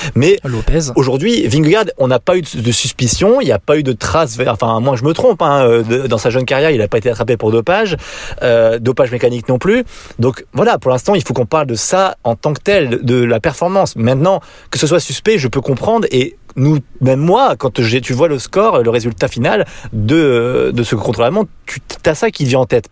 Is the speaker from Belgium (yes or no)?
no; France; on est français